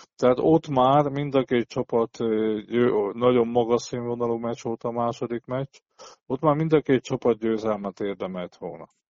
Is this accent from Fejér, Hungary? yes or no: no; Szombathely, Vas, Hungary; szombathelyi ember vagyok